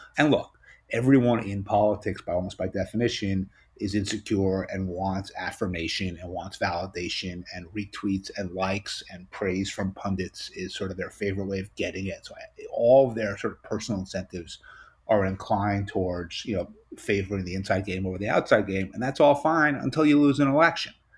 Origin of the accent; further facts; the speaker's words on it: New York, United States; as a New Yorker